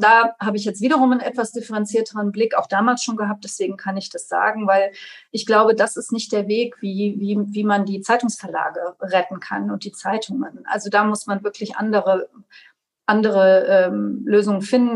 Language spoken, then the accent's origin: German; Trier, Rhineland-Palatinate, Germany; hier in meiner Heimatstadt Trier